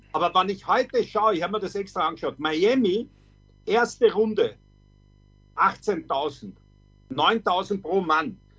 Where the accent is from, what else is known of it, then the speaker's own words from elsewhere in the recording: Austria; bei uns in Österreich